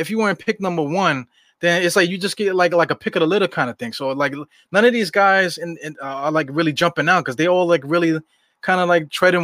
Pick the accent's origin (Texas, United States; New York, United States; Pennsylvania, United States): New York, United States; New York City; when I was coming up in East New York, that was like the murder capital of Brooklyn